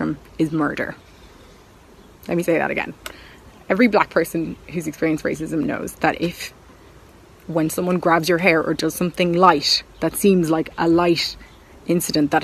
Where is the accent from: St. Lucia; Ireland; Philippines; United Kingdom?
Ireland; as Irish people